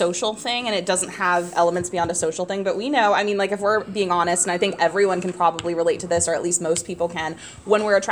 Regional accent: Midwest, United States; growing up in the Midwest

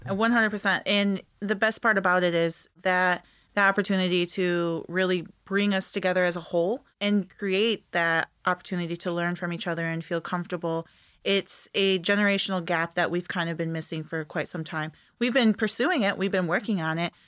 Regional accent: East Jordan, Michigan, United States; moved away; also born or lived in Peshawbestown, Michigan; East Jordan, where I went to school

